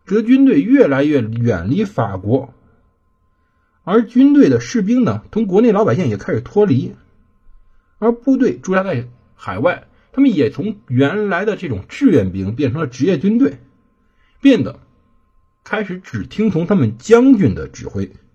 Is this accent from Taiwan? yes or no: no; China; 我们是中国人